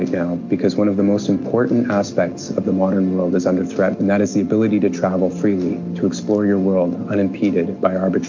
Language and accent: English; Guelph, Ontario, Canada; I'm from Guelph, Ontario.